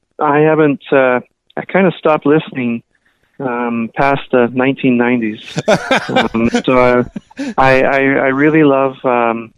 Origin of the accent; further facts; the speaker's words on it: Toronto, Ontario, Canada; now in Vancouver, Canada; I grew up in the Toronto area and then moved out to the West Coast